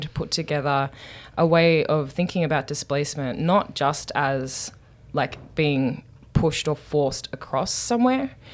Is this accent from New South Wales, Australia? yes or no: yes; Newcastle, New South Wales, Australia; moved away as an adult; now in United States; I'm from Newcastle